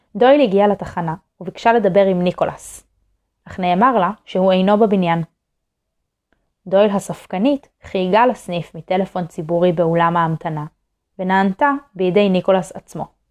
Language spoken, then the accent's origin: Hebrew; Israel